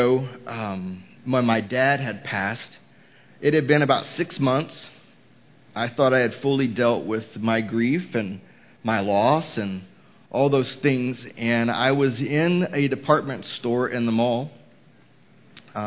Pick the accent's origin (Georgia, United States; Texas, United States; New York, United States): Texas, United States; Houston; now in Mooresville, United States; Houston, which was my hometown